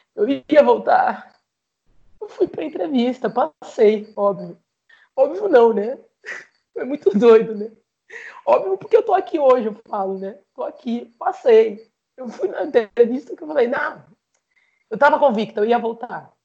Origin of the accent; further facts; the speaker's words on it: Jaú, São Paulo, Brazil; moved away as an adult; now in Rondônia, Brazil; Quando eu morava em Jaú